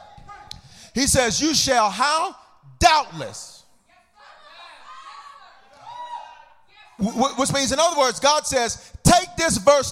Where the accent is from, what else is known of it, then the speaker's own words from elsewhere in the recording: the South, United States; I'm from the South, so we say babe on the end stuff.